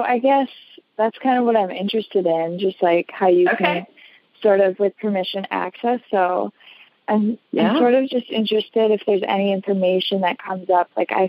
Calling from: Wisconsin, United States; I'm calling from Wisconsin, from across Wisconsin.

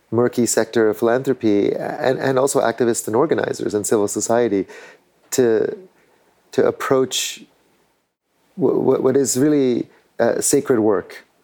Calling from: Tierra Valiente, Alajuela, Costa Rica; I'm calling in from Tierra Valiente in Costa Rica, near La Fortuna, um, and this land is the uh, historical lands of the Maleku people, who are still close

